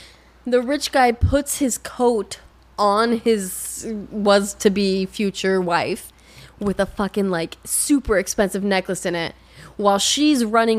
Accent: France; born there; No, I'm not. I was born in France.

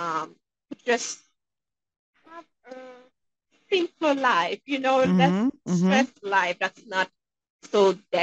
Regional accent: Haiti; now in Manchester, New Hampshire, United States; I'm originally from Haiti. And growing up there

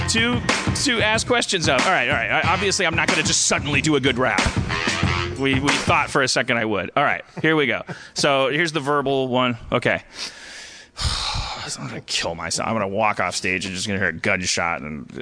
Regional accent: Milwaukee, Wisconsin, United States; moved away; I'm also from Milwaukee.

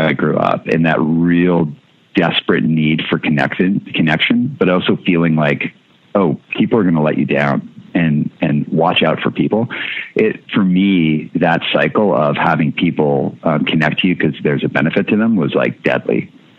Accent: Canada; I couldn't go to a doctor cause I'm Canadian.

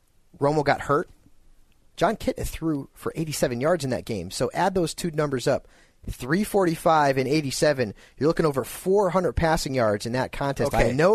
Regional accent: Connecticut, United States; Mike in Connecticut from my home state.

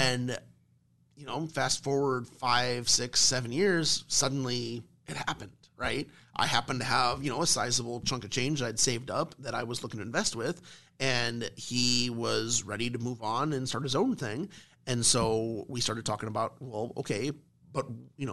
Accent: Omaha, Nebraska, United States; me and my family, we're from Millard, right? I'm a Millard South graduate

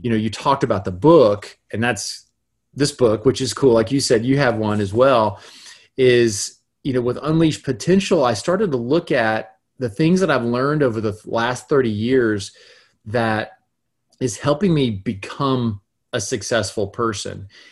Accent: Gainesville, Florida, United States; I was raised in North Florida, in Gainesville, Florida

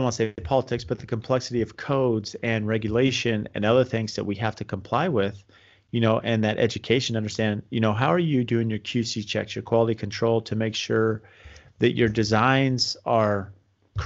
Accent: San Diego, California, United States; moved away as an adult; now in Phoenix, United States; I grew up in San Diego. So I was, you know, I worked in San Diego and I did electrical and, you know, moved to Phoenix when I was 25

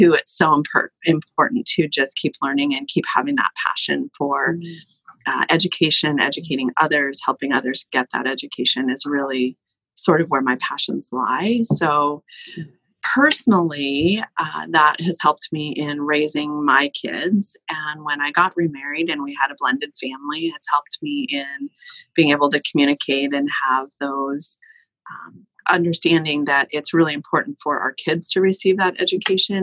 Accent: La Conner, Washington, United States; also born or lived in Bellingham; I was raised in Laconer and graduated from Laconer High School

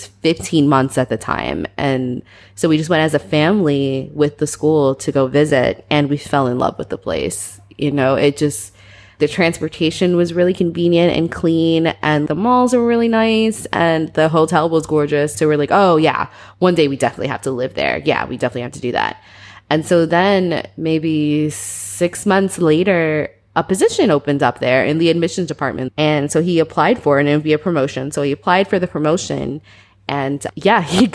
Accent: Atlanta, Georgia, United States; moved away as an adult; also born or lived in Albany, New York; now in Hong Kong; I was born in Albany, New York, so upstate New York. And then I moved to Atlanta when I was about 11. And so I did most of my middle school, high school, and college in Atlanta.

